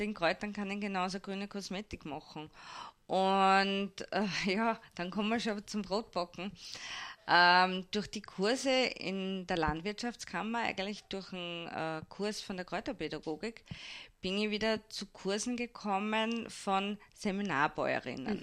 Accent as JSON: {"language": "German", "town": "Hirm", "region": "Burgenland", "country": "Austria", "tie": "born or raised there", "also_born_or_lived": "Vienna", "lives_now": "Mattersburg, Austria", "said": "geboren in Wien, aufgewachsen in Hirn"}